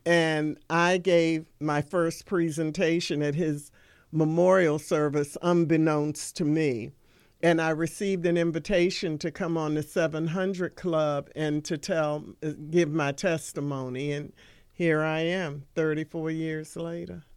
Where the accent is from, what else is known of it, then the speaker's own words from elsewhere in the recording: Washington, District of Columbia, United States; moved away as an adult; also born or lived in Prince George's County, Maryland; I am one of the few native Washingtonians. I was born and raised in Washington, D C.